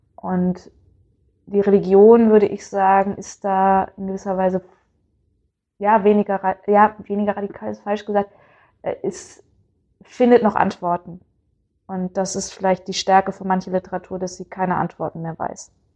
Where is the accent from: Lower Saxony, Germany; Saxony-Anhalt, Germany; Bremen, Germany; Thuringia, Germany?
Bremen, Germany; ich komme aus Bremen. Das ist eine Gegend, die jetzt nicht übermäßig katholisch ist. Also meine Familie war da, äh, gehörte da zu den ersten katholischen Familien der Stadt